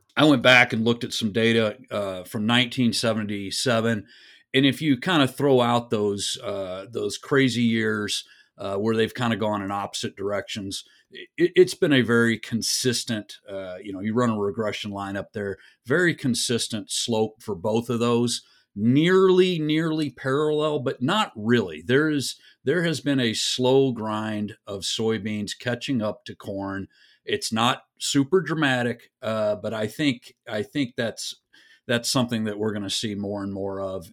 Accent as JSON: {"language": "English", "region": "West Texas", "country": "United States", "said": "I'm from West Texas."}